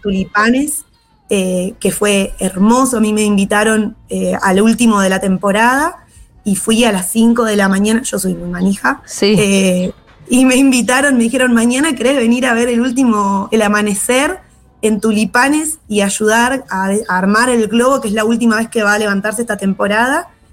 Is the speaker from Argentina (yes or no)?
yes; Esquel, Chubut, Argentina; born or raised there; also born or lived in San Martín de los Andes / Buenos Aires